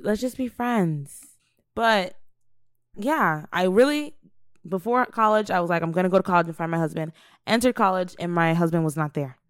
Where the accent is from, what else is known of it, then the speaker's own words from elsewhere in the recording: United States; also born or lived in Nigeria; Growing up in America as an African child